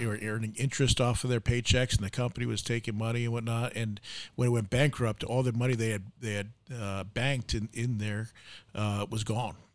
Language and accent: English; New York, United States; now in Arizona, United States; I'm, I'm from New York